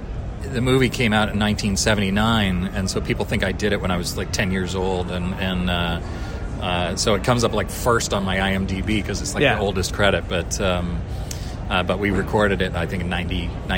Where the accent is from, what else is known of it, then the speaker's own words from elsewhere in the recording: Japan; I grew up in Japan, so, you know, I really love very Japanese games, and so I think that's my favorite.